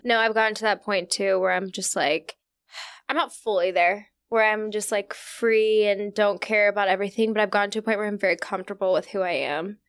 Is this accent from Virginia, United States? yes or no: yes; Virginia, United States; I'm from Virginia